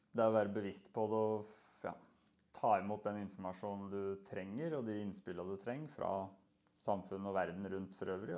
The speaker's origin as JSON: {"language": "Norwegian", "town": "Moelv", "region": "Innlandet", "country": "Norway", "tie": "born or raised there", "moved": "yes", "said": "jeg er oppvokst på Moelv, en liten plass."}